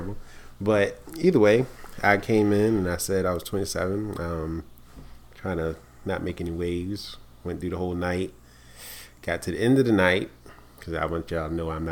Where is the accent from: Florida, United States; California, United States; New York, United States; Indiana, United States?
New York, United States; we from New York